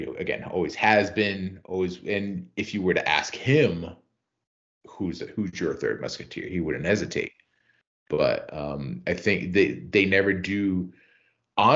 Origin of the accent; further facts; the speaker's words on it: Rhode Island, United States; I'm from Rhode Island.